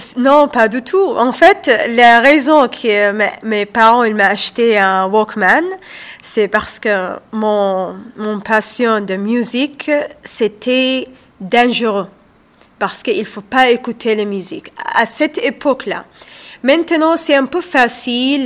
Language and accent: French; Saudi Arabia; moved away as an adult; also born or lived in Somalia (ancestry); now in Fourques-sur-Garonne, France; moi je suis d'origine somalienne. Je suis née en Arabie saoudite. J'ai vécu là-bas jusqu'à l'âge de 25 ans